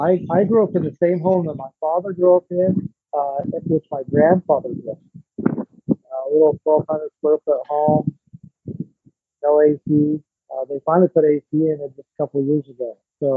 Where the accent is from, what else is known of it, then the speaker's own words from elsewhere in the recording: Nevada, United States; And I grew up in Southern Nevada on a ranch there. It's just south of Mesquite, Nevada, and northeast of Lake Mead.